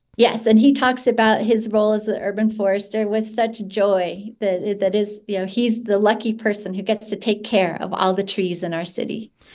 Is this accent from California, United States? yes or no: no; Utah, United States; I grew up in Utah, and one thing I knew is that there's no fireflies here